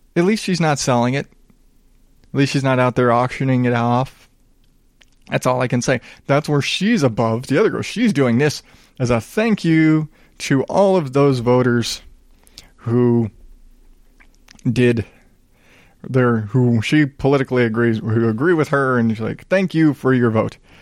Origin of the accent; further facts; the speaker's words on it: the South, United States; I grew up in the South